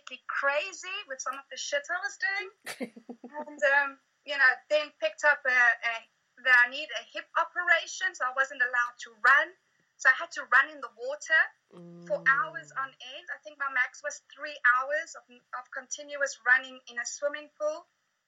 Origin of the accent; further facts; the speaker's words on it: South Africa; now in Pegasus, New Zealand; born in South Africa, found myself home in New Zealand. So, I'm out in a tiny little town called Pegasus